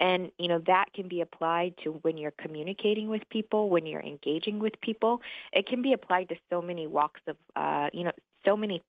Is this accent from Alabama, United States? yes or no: yes; Montgomery, Alabama, United States; moved away as an adult; also born or lived in Michigan / Germany / Virginia; So I am from Montgomery, Alabama. I know you can't tell from the accent. Grew up there, but I was an Army brat. So I was born in Michigan, moved to Germany, lived in Virginia, and somehow landed in Montgomery until I went to Florida A&M.